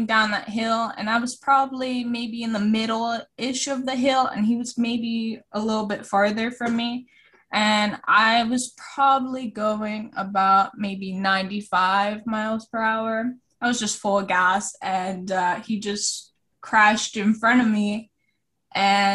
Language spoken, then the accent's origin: English; Florida, United States; also born or lived in Costa Rica; I'm originally from Costa Rica, but I moved to Florida when I was around 4